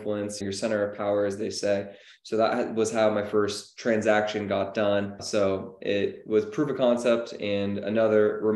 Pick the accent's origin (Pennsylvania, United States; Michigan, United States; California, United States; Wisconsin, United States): California, United States; Menlo Park; I'm from Menlo Park, which is a crazy area and neighborhood with price point and whatnot